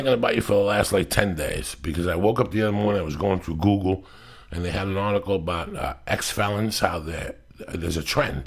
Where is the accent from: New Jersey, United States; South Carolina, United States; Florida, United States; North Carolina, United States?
New Jersey, United States; born or raised there; moved away